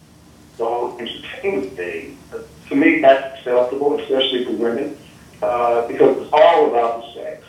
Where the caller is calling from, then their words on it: Indianapolis, Indiana, United States; I'm from Indy.